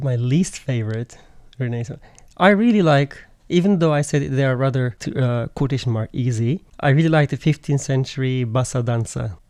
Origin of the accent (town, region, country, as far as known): Turkey